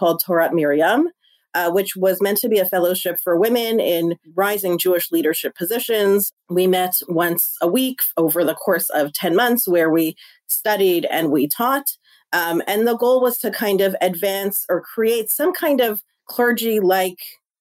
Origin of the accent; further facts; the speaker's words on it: Toronto, Ontario, Canada; moved away as an adult; also born or lived in Montreal / New York; I grew up in Toronto